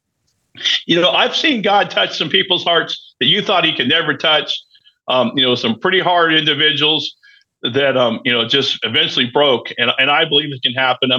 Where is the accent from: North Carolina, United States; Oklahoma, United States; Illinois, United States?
Oklahoma, United States; also born or lived in Texas; I was born in Texas. My parents were born and raised in Texas. I moved here in Oklahoma when I was four